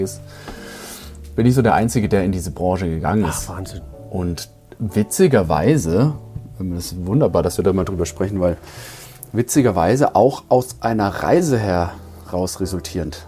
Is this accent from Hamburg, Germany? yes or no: no; Markgräflerland, Baden-Württemberg, Germany; moved away as an adult; now in Dresden, Germany; ich bin ja 700 Kilometer aus dem Markgräflerland zu dir gezogen, nur wegen der Weinkulturbar